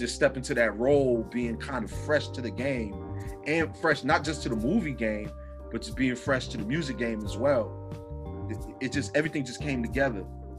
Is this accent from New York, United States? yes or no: yes; Roosevelt, New York, United States; also born or lived in Saint Vincent and the Grenadines; I'm from Roosevelt, New York, shout outs to the Velt X21.